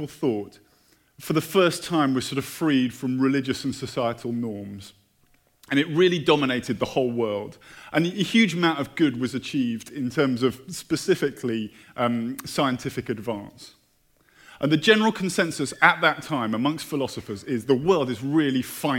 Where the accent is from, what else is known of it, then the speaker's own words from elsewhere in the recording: United Kingdom; moved away; I'm British.